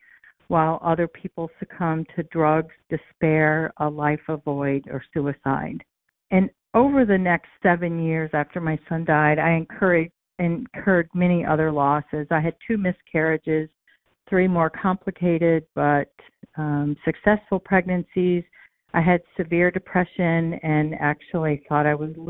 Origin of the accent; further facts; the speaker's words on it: Raleigh, North Carolina, United States; now in Central New York, United States; I hail originally from Raleigh, North Carolina